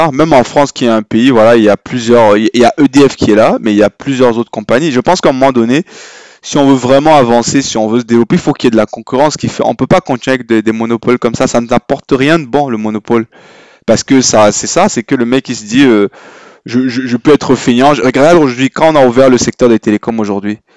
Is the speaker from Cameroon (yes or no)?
yes; Yaoundé, Centre, Cameroon; on a grandi au Cameroun, moi je trouve quand j'ai grandi à Yaoundé